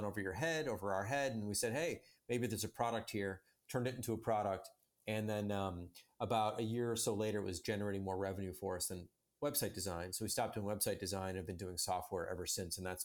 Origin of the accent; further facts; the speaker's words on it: Chicago, Illinois, United States; I'm from Chicago and grew up in the Chicago suburbs